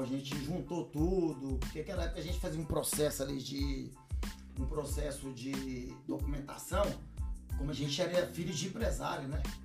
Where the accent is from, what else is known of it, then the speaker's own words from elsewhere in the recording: Uberlândia, Minas Gerais, Brazil; moved away as an adult; also born or lived in London; now in Spain; sou de Uberlândia, viu, gente? Uberlândia, Minas Gerais, lá da nossa terrinha